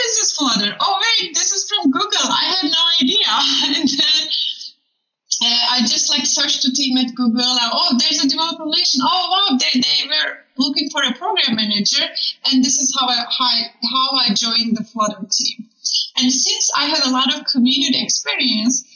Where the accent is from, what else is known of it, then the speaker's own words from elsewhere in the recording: Turkey; moved away as an adult; also born or lived in Istanbul; now in United States; I'm originally from Turkey